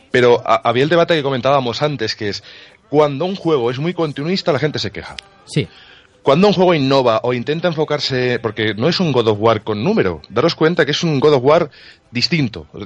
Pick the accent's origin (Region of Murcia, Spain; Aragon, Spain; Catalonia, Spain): Aragon, Spain; Zaragoza; de Zaragoza